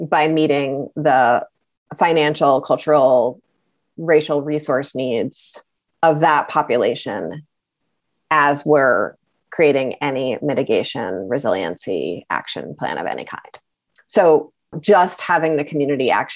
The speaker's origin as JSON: {"language": "English", "town": "Brattleboro", "region": "Vermont", "country": "United States", "said": "I'm from Brattleboro"}